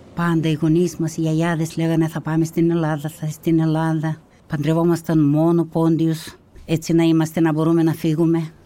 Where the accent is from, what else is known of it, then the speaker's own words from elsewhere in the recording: Kazakhstan; moved away as an adult; also born or lived in North Caucasus, Russia; now in Kallithea, Greece; Γεννήθηκα στα Καζαχστάν, τότε με το διωγμό του Στάλιν. Μετά που παντρεύτηκα, απέκτησα τρία παιδιά, τα γέννησα όλα στα Καζαχστάν